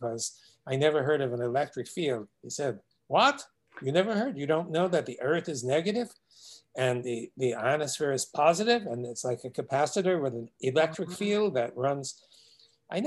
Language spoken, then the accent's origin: English; New York City, New York, United States; I remember as a child growing up in Brooklyn, New York